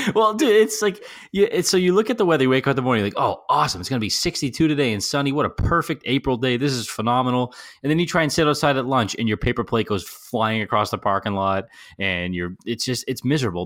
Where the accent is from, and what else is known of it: New Jersey, United States